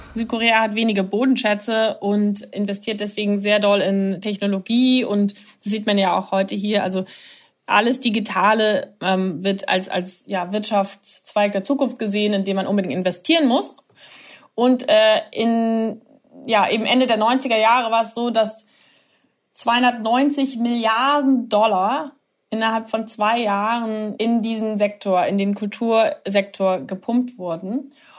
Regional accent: Germany; now in Seoul, South Korea; mich als Deutsche

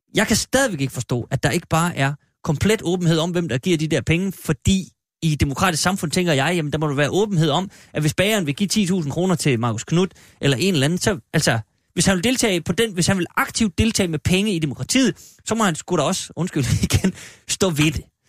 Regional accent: Denmark; jeg er faktisk fra Jylland

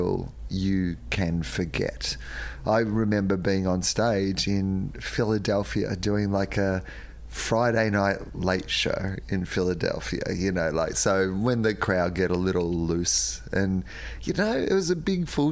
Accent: Australia; I grew up with in the Australian scene

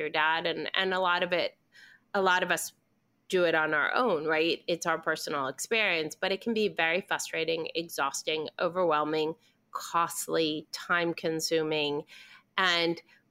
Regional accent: Argentina; moved away; I'm originally from Argentina

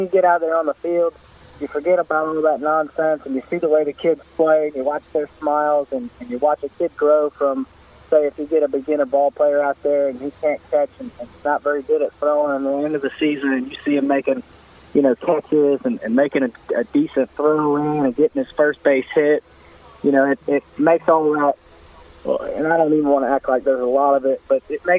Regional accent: West Orange, Florida, United States; now in Apopka, United States; I'm actually from West Orange. That's where I went to school at. I was there in the late 90s

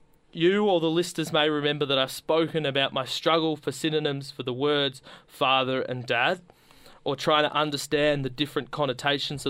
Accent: Geelong, Victoria, Australia; moved away; all the way from Geelong, your hometown, and originally my hometown

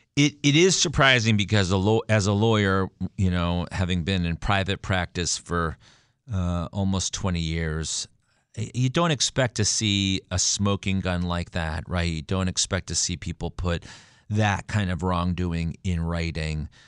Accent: Stamford, Connecticut, United States; my hometown, my backyard of Stamford, Connecticut

